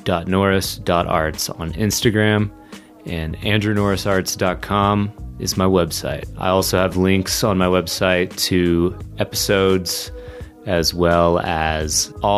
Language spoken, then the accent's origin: English; Lexington, United States; I'm from Lexington. Which is kind of just down the road from you guys.